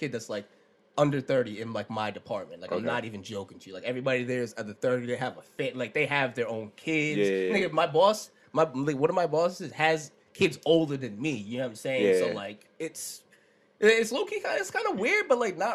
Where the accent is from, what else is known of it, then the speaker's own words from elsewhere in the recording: Warwick, Rhode Island, United States; where I'm from. I'm from Warwick